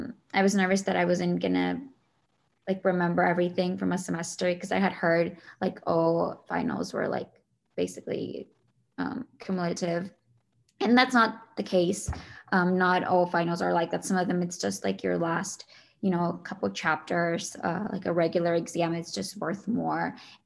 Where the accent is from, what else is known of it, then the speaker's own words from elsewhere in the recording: Shawnee, Kansas, United States; I am from Shawnee, Kansas.